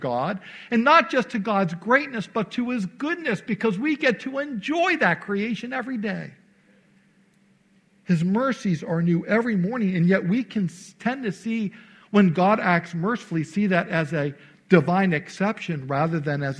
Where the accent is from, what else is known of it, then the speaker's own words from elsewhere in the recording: Naperville, Illinois, United States; moved away as an adult; I spent most of my life growing up outside of Chicago in a suburb called Naperville. I was there from age 9 until I went off to Bible college.